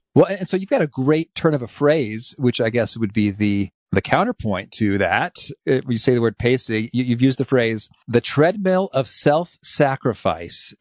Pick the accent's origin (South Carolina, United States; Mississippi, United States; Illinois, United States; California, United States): Illinois, United States; Danville; I grew up in Danville, Illinois, which is the, the central part of the state